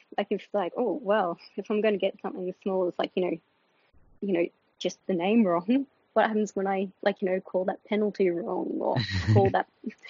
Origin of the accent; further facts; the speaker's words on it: Melbourne, Victoria, Australia; moved away; I came from Melbourne.